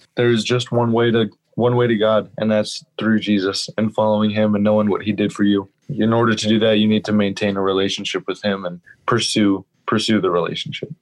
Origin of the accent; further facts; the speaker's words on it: Encinitas, California, United States; also born or lived in Grand Rapids, Michigan; I am from Encinitas, California. I actually grew up in this church